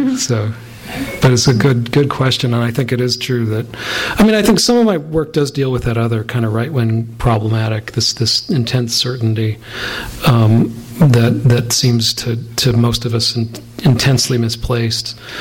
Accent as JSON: {"language": "English", "region": "the West", "country": "United States", "tie": "born or raised there", "said": "growing up in the West"}